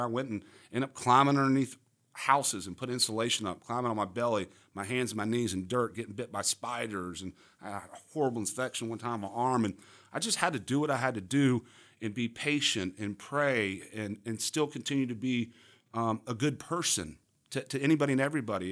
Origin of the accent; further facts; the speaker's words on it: Charlotte, North Carolina, United States; also born or lived in Miami, Florida / Coral Gables, Florida; I grew up here in Charlotte, uh, moved from Miami, Coral Gables, Miami